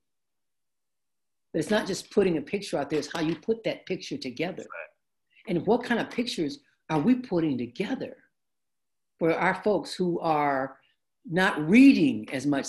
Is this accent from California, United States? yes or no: no; Detroit, Michigan, United States; I grew up in the African American community. Our neighborhood in Detroit used to be predominantly immigrants from Italy and Poland and Hungary, right? When we moved in, we were like the second black family.